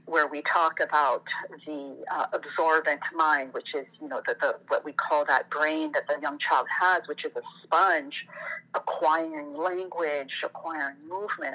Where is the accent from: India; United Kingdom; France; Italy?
France; moved away as an adult; also born or lived in Tunisia / Algeria; now in United States; I'm, I'm originally from France, mm. and we've been in the States for 20 years now